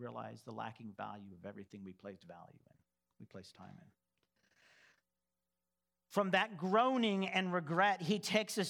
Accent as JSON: {"language": "English", "region": "Texas", "country": "United States", "tie": "born or raised there", "moved": "yes", "said": "I'm from Texas"}